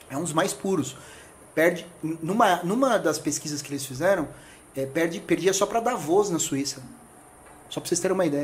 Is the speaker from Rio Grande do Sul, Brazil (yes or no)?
no; São Paulo, Brazil; moved away as an adult; eu nasci em São Paulo e vim para cá tem mais ou menos uns nove anos.